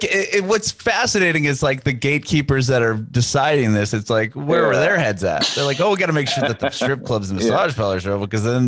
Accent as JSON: {"language": "English", "town": "San Diego", "region": "California", "country": "United States", "tie": "born or raised there", "moved": "as an adult", "lives_now": "Nashville, United States", "said": "I'm in Nashville. I'm originally from Southern California. I grew up, born and raised in San Diego. My family and I, during this virus, we moved to Tennessee. I'm in Nashville now."}